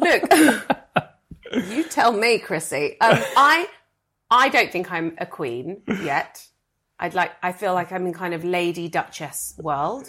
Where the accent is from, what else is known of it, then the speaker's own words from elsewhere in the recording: United Kingdom; as a British person